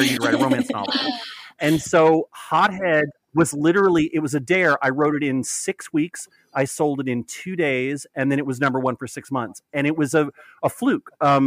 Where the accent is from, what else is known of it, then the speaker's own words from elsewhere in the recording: Texas, United States; now in New York, United States; I grew up in Texas